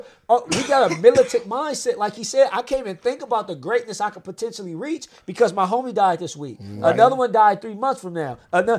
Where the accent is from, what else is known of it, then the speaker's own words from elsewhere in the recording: Los Angeles, California, United States; I was in the hood growing up. I was in the Hoovers. I grew up in the Hoovers, right on the front street.